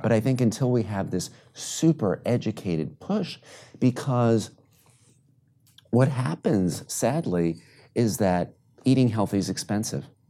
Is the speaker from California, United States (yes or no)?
no; New York City, New York, United States; I grew up in New York City